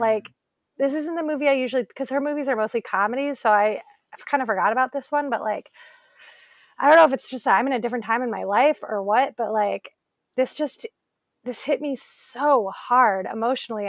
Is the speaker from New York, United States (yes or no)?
no; Elyria, Ohio, United States; my hometown, Elyria, Ohio